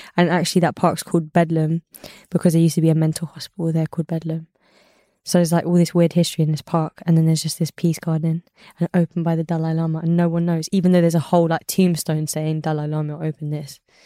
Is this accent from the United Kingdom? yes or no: yes; London, United Kingdom; also born or lived in Ladbroke Grove, London; I grew up in Elephant and Castle